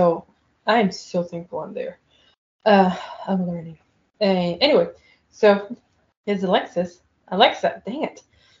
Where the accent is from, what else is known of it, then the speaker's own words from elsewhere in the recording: Israel; So I can join and I don't have to say that I'm from Israel, and I'll just judge her.